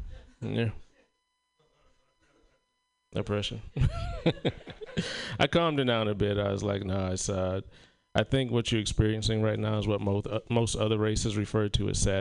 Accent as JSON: {"language": "English", "region": "South Carolina", "country": "United States", "said": "I told you that I'm from South Carolina, and I don't get to make it home very often."}